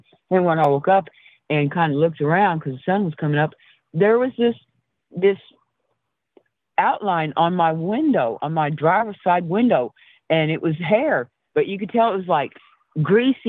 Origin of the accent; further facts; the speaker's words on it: Arizona, United States; moved away; also born or lived in East Texas; I'm from Arizona, and my grandmother's off of Rez, off 90 miles north of Phoenix